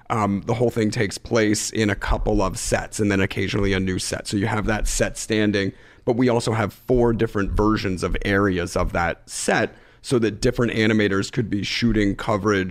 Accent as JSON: {"language": "English", "town": "Philadelphia", "region": "Pennsylvania", "country": "United States", "tie": "born or raised there", "said": "growing up in Philadelphia in a, you know, lower middle class neighborhood, going to public school and it's K-12"}